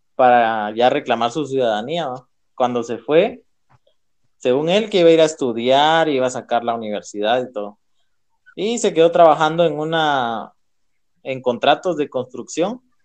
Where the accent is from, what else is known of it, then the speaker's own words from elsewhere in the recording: Guatemala; Como guatemaltecos